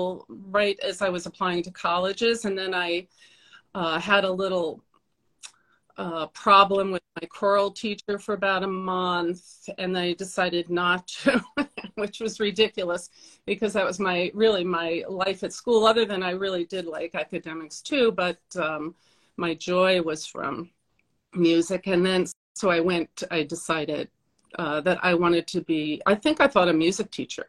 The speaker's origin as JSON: {"language": "English", "town": "Port Washington", "region": "New York", "country": "United States", "tie": "born or raised there", "said": "I'm from Long Island"}